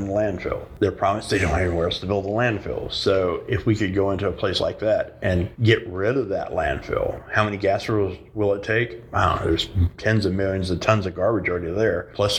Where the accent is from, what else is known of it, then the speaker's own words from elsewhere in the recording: Texas, United States; I grew up in Texas as a kid